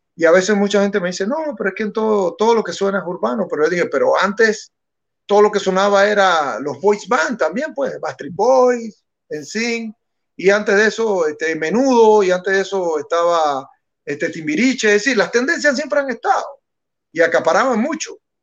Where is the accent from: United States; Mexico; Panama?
Panama; si nosotros somos panameños